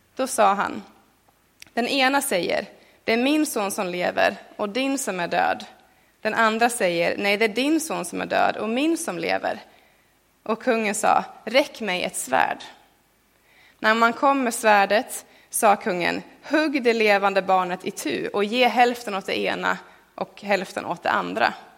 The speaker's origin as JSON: {"language": "Swedish", "country": "Sweden", "said": "för mig som en svensk"}